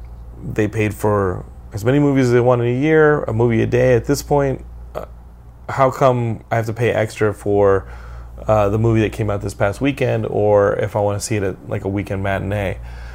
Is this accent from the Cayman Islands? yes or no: no; Texas, United States; I'm from Texas, and I can use it. Texas Texas is its own country.